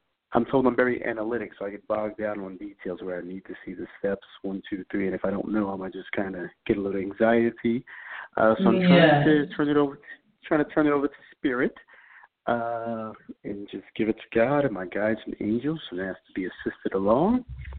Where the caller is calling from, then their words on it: New York, United States; I am calling from New York.